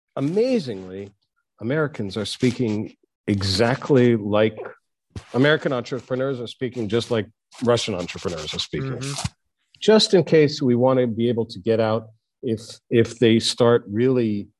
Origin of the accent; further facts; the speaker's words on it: Canada; also born or lived in United States / Israel; I was born in the States, and my parents just took me as a five-year-old to Israel, and I got citizenship in Israel. And then they took me as a 10-year-old to Canada, and so I got Canadian citizenship.